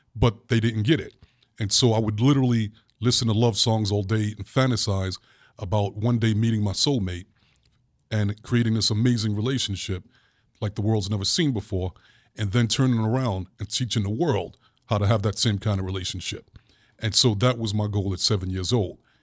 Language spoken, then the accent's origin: English; New York City, New York, United States; as a little boy growing up in Brooklyn